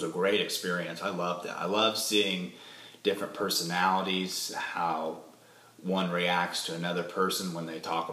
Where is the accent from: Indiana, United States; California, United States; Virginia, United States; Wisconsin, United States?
Indiana, United States; now in Nashville, United States; I'm from Indiana